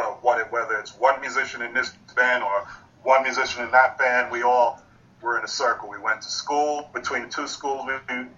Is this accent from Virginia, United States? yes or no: no; Long Island, New York, United States; also born or lived in Bronx, New York; when I moved from the Bronx with my family. I was five at the time. Moved from the Bronx to Long Island.